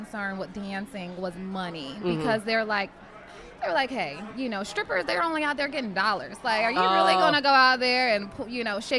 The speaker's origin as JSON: {"language": "English", "region": "Florida", "country": "United States", "said": "I'm a Floridian."}